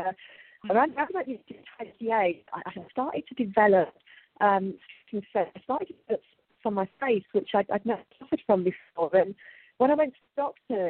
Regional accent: United Kingdom; accent: British; moved away as an adult; now in Ibiza, Spain; as I'm sure you can hear from my accent, I'm British, although some Americans often think I'm Australian.

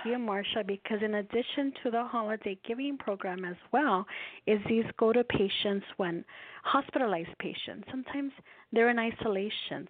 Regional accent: Los Angeles, California, United States; I was born and raised in Los Angeles

